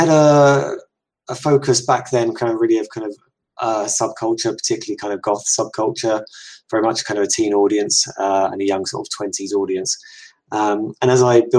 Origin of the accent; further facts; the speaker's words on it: England, United Kingdom; I'm English, in case people hadn't already guessed by the accent.